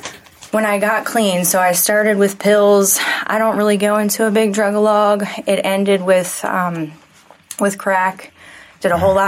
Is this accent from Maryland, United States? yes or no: yes; Pasadena, Maryland, United States; Pasadena, Maryland